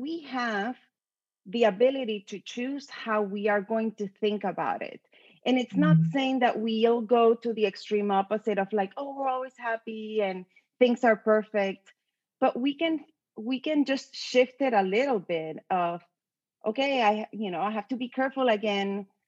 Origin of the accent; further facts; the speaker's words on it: Puerto Rico; now in Austin, United States; I'm from Puerto Rico